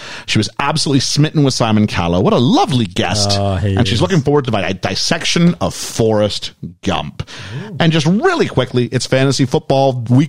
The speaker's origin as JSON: {"language": "English", "country": "Canada"}